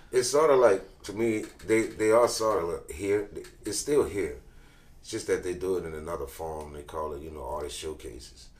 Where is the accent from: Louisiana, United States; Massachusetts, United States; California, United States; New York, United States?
Louisiana, United States; New Orleans; born and raised in New Orleans, Louisiana. That's where we're from. Yep. 17th Ward area. I'm from Gertown